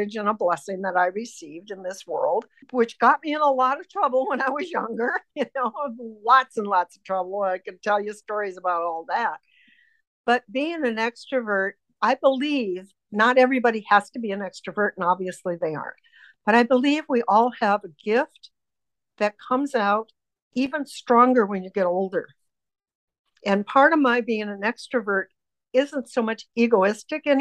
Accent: United States; I was raised in United States of America

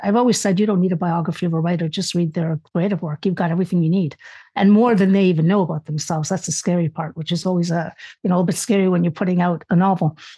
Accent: Canada; also born or lived in Spain; I was born in Spain. I immigrated to Canada.

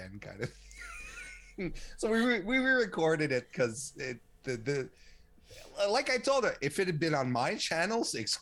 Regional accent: Quebec, Canada; I'm a Canadian

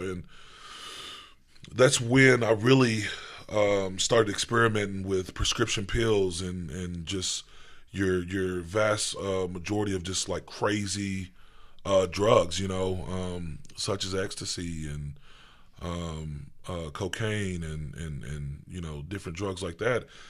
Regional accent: Owensboro, Kentucky, United States; I was raised, um, in Owensboro, Kentucky.

